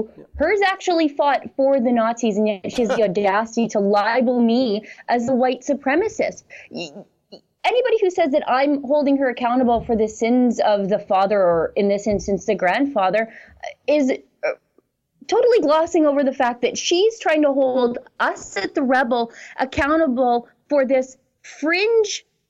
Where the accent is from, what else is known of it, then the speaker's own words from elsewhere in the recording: Fort Saskatchewan, Alberta, Canada; my hometown of Fort Saskatchewan